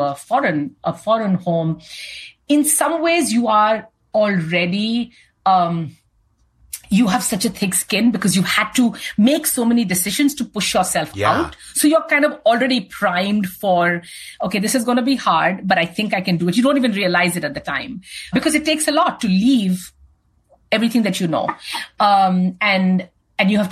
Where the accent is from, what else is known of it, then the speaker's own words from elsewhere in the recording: India; moved away as an adult; now in United States; I grew up in India and was at Seagram